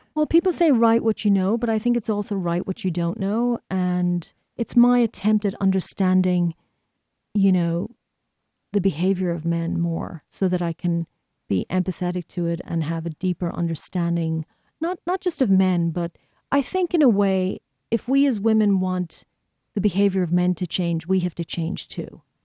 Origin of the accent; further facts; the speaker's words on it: Ireland; moved away as an adult; now in United States; growing up in Ireland